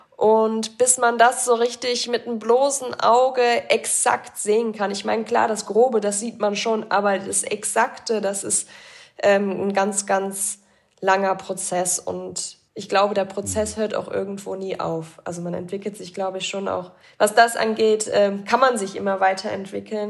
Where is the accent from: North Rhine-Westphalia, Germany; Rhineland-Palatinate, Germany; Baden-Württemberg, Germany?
Rhineland-Palatinate, Germany; Bad Breisig; now in Augsburg, Germany; Das ist quasi ja in meiner Heimat